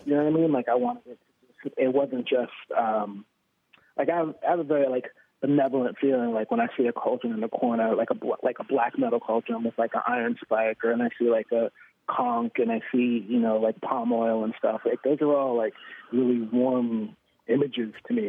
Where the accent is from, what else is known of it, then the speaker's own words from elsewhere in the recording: New York City, New York, United States; I grew up in Harlem